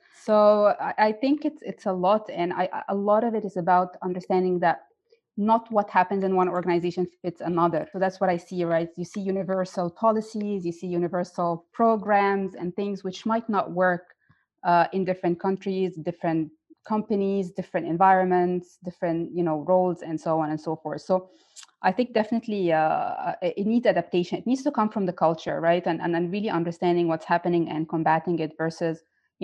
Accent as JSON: {"language": "English", "country": "Egypt", "moved": "as an adult", "lives_now": "Dubai, United Arab Emirates", "said": "in my home country in Egypt and here in Dubai"}